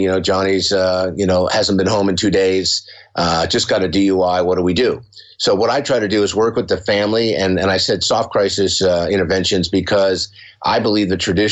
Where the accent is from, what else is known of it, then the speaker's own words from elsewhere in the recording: San Diego, California, United States; I grew up here in San Diego. I'm in San Diego.